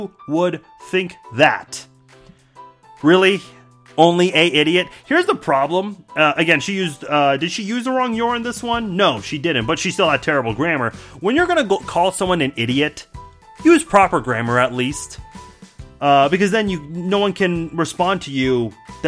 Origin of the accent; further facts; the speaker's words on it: Iran; I'm from Iran, not Iraq